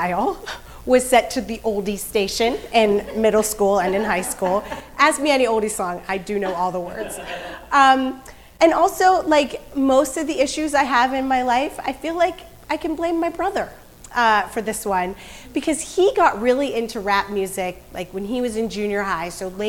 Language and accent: English; Pittsburgh, Pennsylvania, United States; born or raised there